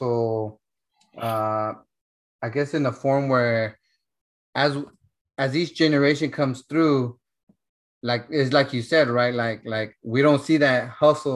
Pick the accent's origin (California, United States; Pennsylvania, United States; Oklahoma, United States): California, United States; Central; I come from Central California, right? So I come from a farm town where my parents, you know, they were in La Pizca, picking grapes